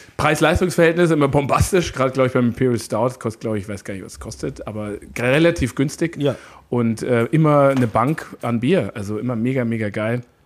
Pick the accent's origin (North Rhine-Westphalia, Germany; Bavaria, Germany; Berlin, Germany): Bavaria, Germany; Neumarkt; moved away; also born or lived in Canada; ich bin ja aus Oberbayern ursprünglich